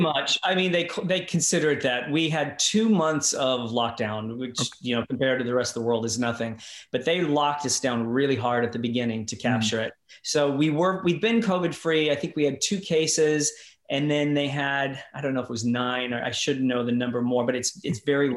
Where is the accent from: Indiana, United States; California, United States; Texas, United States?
Indiana, United States; across the river from Louisville; moved away as an adult; also born or lived in Los Angeles, United States; now in New Zealand; I grew up on a farm outside. So I always say I'm from Louisville